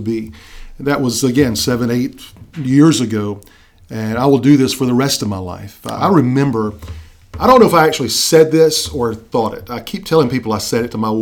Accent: South Carolina, United States; I am originally from South Carolina, where I've been most of my life

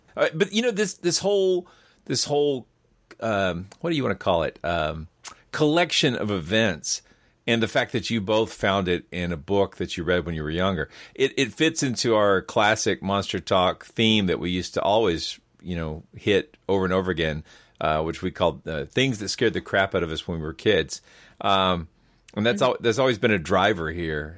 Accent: Georgia, United States; I'm from Georgia

